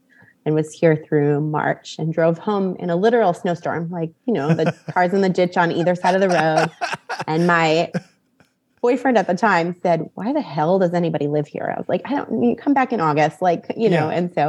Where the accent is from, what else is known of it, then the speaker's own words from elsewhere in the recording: just outside of Green Bay, Wisconsin, United States; now in Florida, United States; No, I grew up in Wisconsin.